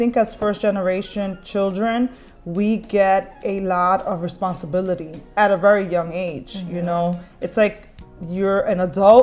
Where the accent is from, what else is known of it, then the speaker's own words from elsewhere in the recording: New York City, New York, United States; first language Spanish; English is a second language; also born or lived in Ecuador (parents); I moved to the Bronx when I was 4 years old, and I've been here ever since.